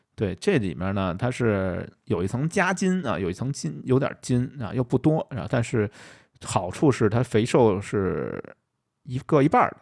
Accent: Beijing, China; accent: Beijing dialect; 用我们北京话说

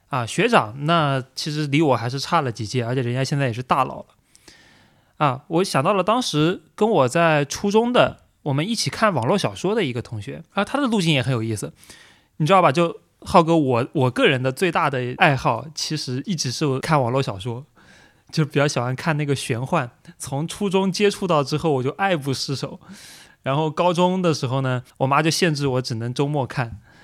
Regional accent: Anhui, China; moved away; 我们安徽老家

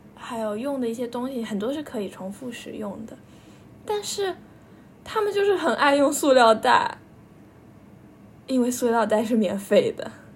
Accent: Yixing, Jiangsu, China; 我从幼儿园住到小学，小学住了几年的，在宜兴的一个家

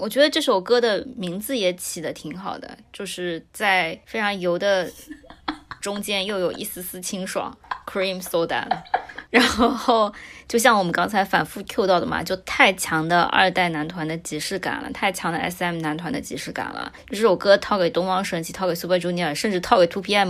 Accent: China; 我们中国人

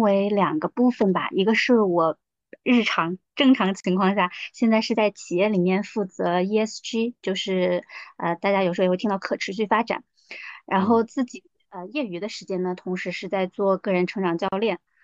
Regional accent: Chongqing, China; moved away as an adult; also born or lived in Beijing / New Zealand / Quanzhou; now in Shenzhen, China; 我其实从小是在重庆长大的

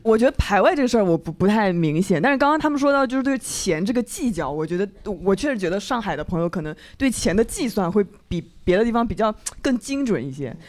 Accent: Changzhou, Jiangsu, China; now in Shanghai, China; 我们常州人

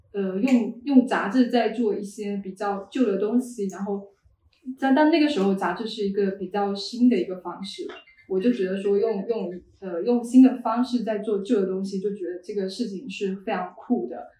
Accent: Yunxiao, Fujian, China; moved away; 因为我是一个零消线城关出生长大的人

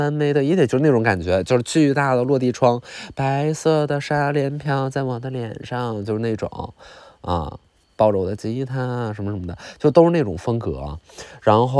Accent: Northeast China, China; 但是你想啊，我们东北人就是了解这种热带气候和热带美景

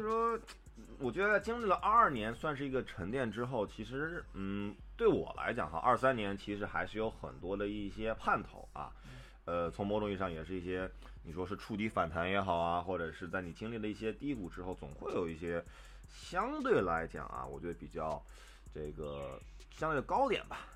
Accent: northern China, China; now in Shanghai, China; 我自己作为北方人在上海生活

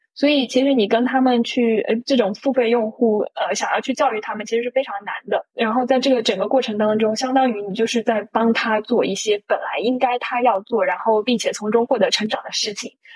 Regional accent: China; 我们中国人

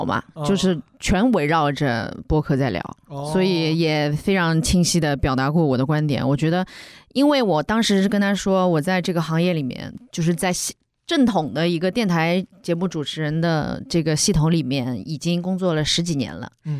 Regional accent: Shanghai, China; 我在上海待了这么久，我就出生在上海

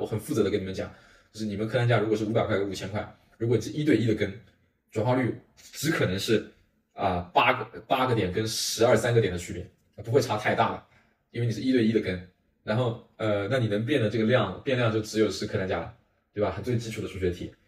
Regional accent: Xianju, Zhejiang, China; moved away; 我家乡是台州仙居人， 那边呢，有五十万的人口， 呃， 在， 在前一年才有一个大的商场， 呃， 这， 火车到现在其实还没有通， 有一条铁路在运货用嘞

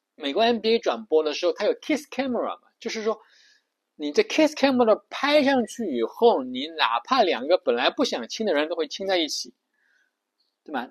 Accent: China; 我们都是中国人

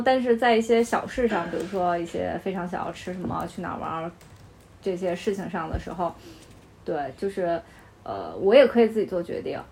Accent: Beijing, China; also born or lived in Henan; 我祖籍，我祖籍是河南的，但是我两岁的时候来北京

